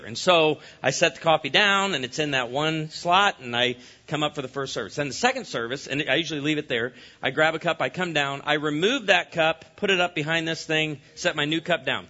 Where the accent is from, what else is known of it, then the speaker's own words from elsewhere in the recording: Illinois, United States; moved away; I grew up in Illinois, the land of Lincoln.